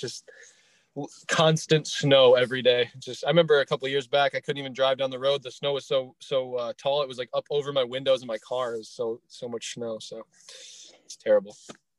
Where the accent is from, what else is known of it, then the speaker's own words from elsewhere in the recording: Michigan, United States; I'm from Michigan. Good old Great North.